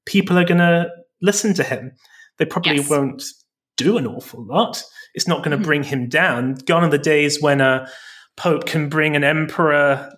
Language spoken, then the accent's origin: English; England, United Kingdom; I grew up in Britain, in England